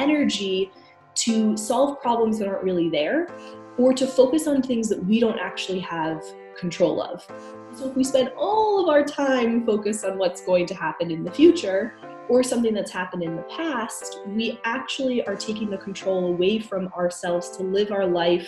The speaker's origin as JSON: {"language": "English", "country": "United States", "moved": "yes", "lives_now": "Canada", "said": "I'm originally from the States"}